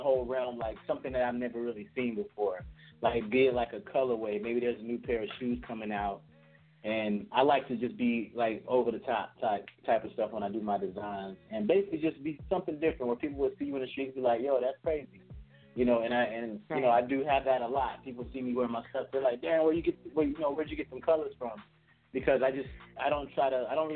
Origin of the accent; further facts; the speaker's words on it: Florida, United States; I'm from Florida